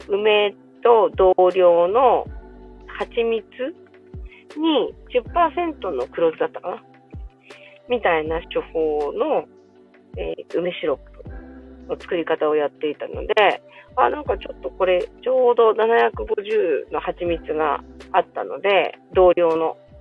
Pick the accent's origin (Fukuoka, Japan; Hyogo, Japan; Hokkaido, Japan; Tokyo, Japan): Hokkaido, Japan; 私北海道なんですけど